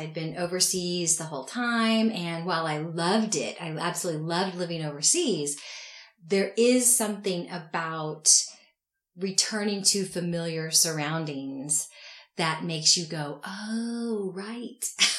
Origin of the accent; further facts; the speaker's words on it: the Ozarks, United States; also born or lived in Mountain Grove, Missouri / Tulsa, Oklahoma / Indonesia; I grew up in the Ozarks. I am not from a very healthy family.